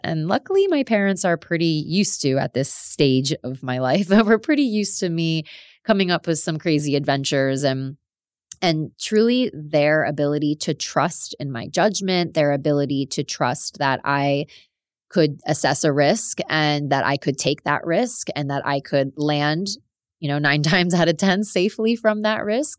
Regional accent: South Florida, United States; moved away as an adult; also born or lived in Sydney, Australia; I am American. I am from South Florida, born and raised

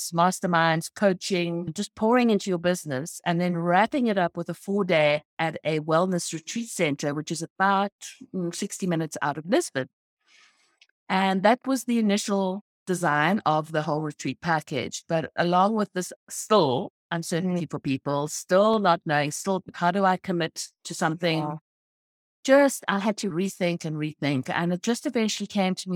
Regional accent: Cape Town, Western Cape, South Africa; now in United States; I'm from South Africa. I'm from Cape Town

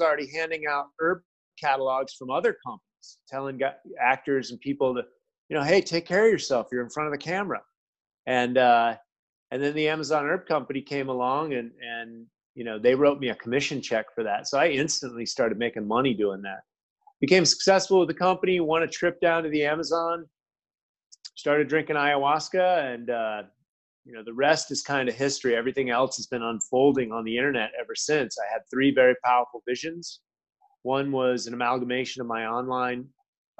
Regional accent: United States; also born or lived in Milan; I'm an American. That's kind of the way I grew up

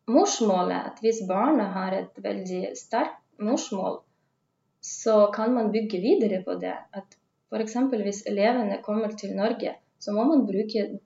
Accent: Russia; Norwegian is a second language; moved away as an adult; also born or lived in Tønsberg, Norway / Oslo, Norway; now in Kristiansand, Norway; jeg kommer jo fra Russland

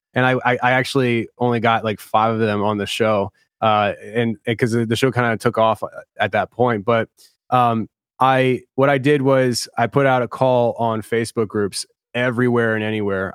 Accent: Philadelphia, Pennsylvania, United States; I'm from Philly, so it's, like, you kinda rough around the edges

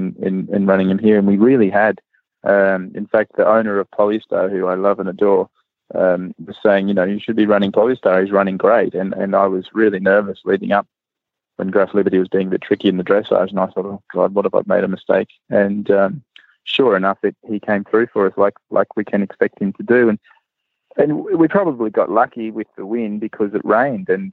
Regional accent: Australia; growing up in Australia

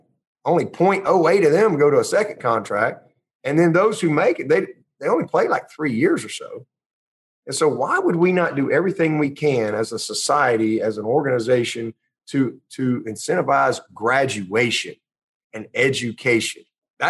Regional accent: Pelham, Alabama, United States; back to Pelham, Alabama, and have a … football camp. Why can't I? I mean, you know, and support my hometown and so forth.

